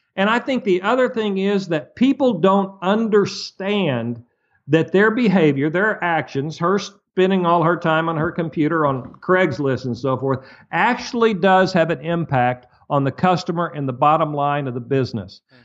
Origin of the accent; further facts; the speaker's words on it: Muskogee, Oklahoma, United States; When I was a little bitty boy growing up in Muskogee, Oklahoma, broke